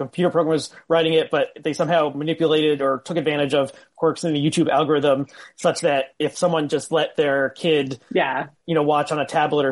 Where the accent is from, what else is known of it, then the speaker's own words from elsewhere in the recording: Northern New Jersey, United States; I grew up in Northern New Jersey